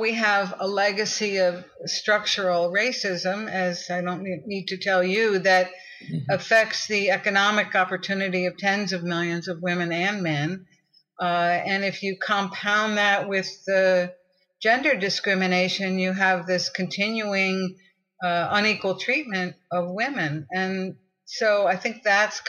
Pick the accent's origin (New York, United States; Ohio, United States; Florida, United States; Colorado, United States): New York, United States; I grew up in New York, and I grew up in a very political family